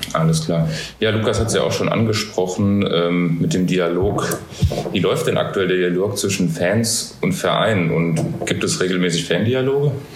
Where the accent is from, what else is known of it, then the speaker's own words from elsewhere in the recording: Hesse, Germany; als Hesse